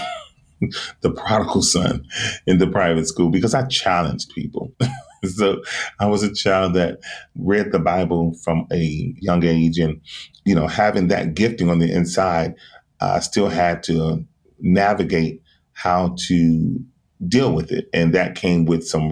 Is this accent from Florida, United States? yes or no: yes; Miami, Florida, United States; I am from Miami, Florida. I am a singer, songwriter, producer, and I am also an entrepreneur. Growing up in South Florida